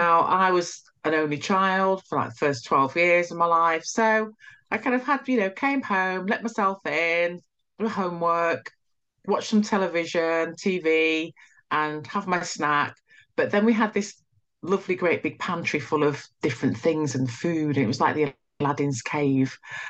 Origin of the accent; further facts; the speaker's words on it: Nigeria; now in United Kingdom; You know, I'm Nigerian. We came to, you know, to the country, England